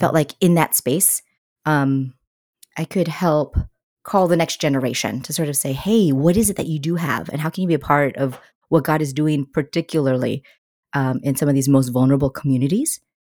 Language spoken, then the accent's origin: English; United States; an Asian American woman, I always felt, like, a little bit outside of the story here in the U S